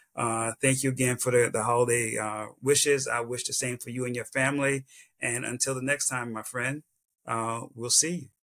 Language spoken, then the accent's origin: English; South Carolina, United States; this little kid from South Carolina